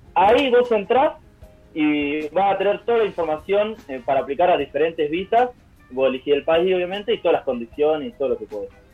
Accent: San Cayetano, Buenos Aires Province, Argentina; moved away as an adult; now in Denmark; en San Cayetano, en mi pueblo

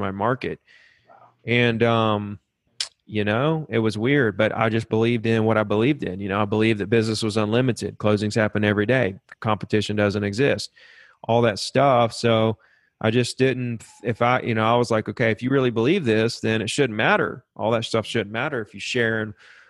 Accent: Alabama, United States; I grew up here in Alabama

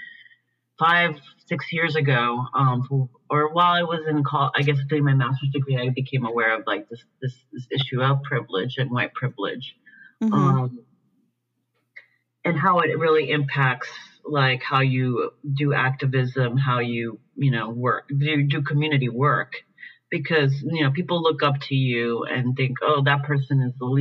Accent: Puerto Rico; now in San Francisco, United States; I grew up in Puerto Rico. from like basically a middle class background, in a suburb, you know, of San Juan.

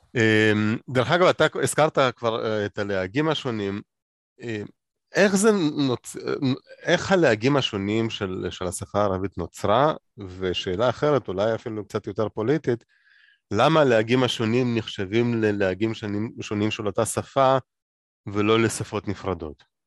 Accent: Moldova; moved away; אני גדלתי במולדובה.

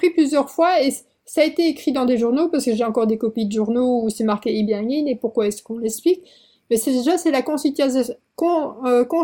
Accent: South Korea; moved away; Alors, c'est que moi, je suis partie de Corée en, juin 2006. Euh, pas parce que je n'aimais pas la Corée.

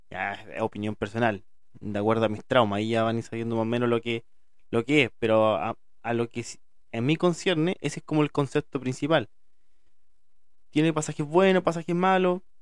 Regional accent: Chile; soy de acá de Chile y hablo como la juega

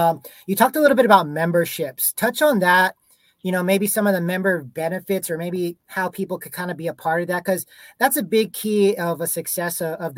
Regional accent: San Antonio, Texas, United States; born and raised in San Antonio

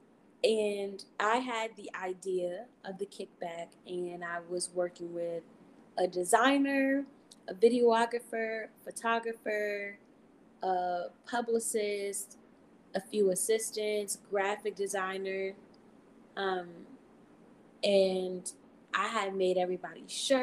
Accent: Maryland, United States; I am from Maryland, the M of the DMV.

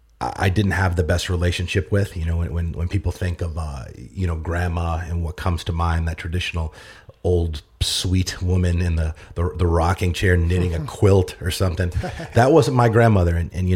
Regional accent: Boston, Massachusetts, United States; But I grew up in Massachusetts, Boston. I was actually born in Boston, bounced around different, cities and suburbs.

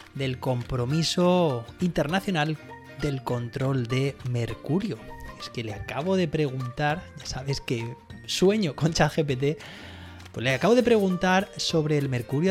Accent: Alicante, Valencian Community, Spain; soy alicantina

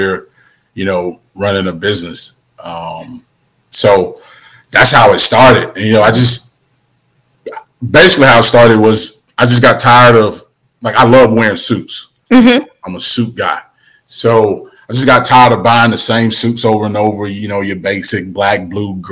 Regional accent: Prichard, Alabama, United States; moved away as an adult; also born or lived in Mobile, Alabama; now in Huntsville, United States; Grew up in Mobile, Alabama. So I'm a Mobile native by way of Huntsville.

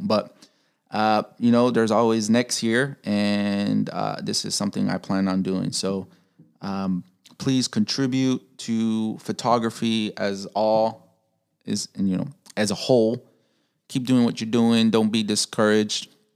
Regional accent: Chicago, Illinois, United States; I'm from Chicago, Pilsen area

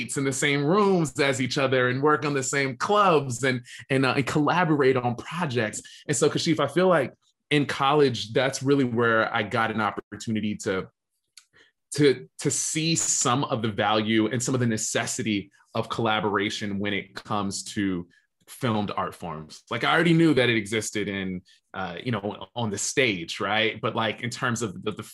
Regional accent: Alexandria, Virginia, United States; now in Los Angeles, United States; I grew up in Alexandria, Virginia, which is right outside of our nation's capital

